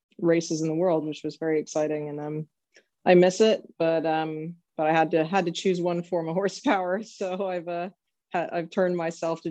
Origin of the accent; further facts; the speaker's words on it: Southern California, United States; now in Lexington, Kentucky, United States; I grew up in Southern California